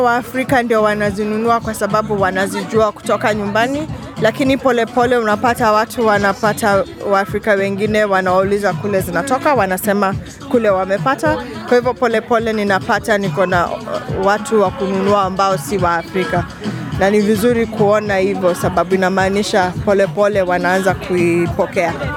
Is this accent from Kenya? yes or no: yes; Kenya; now in Brisbane, Australia; nimetoka Kenya, ninaishi mtaa wa Brisbane.